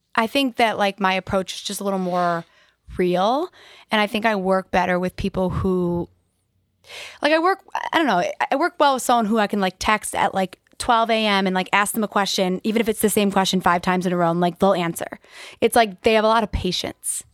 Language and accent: English; West Bloomfield, Michigan, United States; I grew up in West Bloomfield